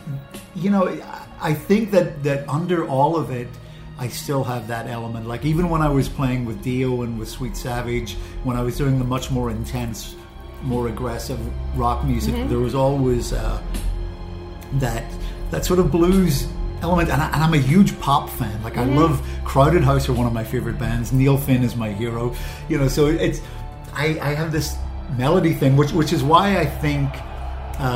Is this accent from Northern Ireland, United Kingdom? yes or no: yes; Belfast, Northern Ireland, United Kingdom; I'm from Belfast